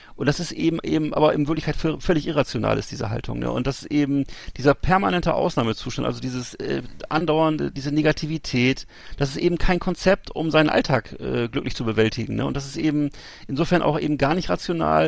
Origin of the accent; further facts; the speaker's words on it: Germany; als Deutsche